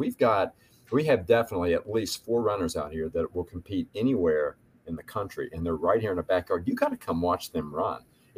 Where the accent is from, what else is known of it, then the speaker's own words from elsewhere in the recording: West Virginia, United States; moved away as an adult; also born or lived in Kentucky / New York; I grew up in West Virginia. I went to school in Kentucky, and I lived in New York for 6 years and came back to West Virginia.